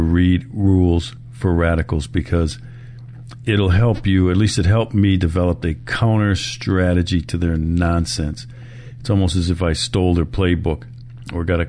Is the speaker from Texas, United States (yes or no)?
no; Milwaukee, Wisconsin, United States; Milwaukee, my hometown